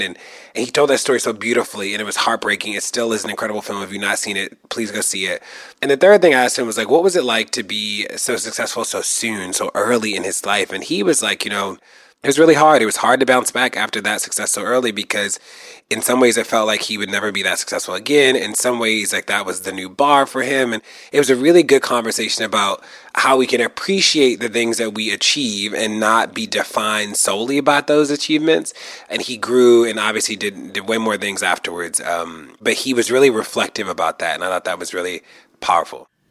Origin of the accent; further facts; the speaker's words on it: Baltimore, Maryland, United States; moved away; where I grew up in Baltimore